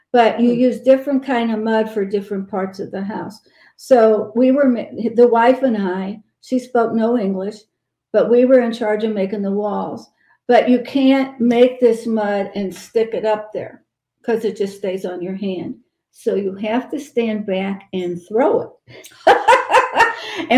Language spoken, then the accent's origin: English; St. Louis, Missouri, United States; now in Georgia, United States; I'm from St. Louis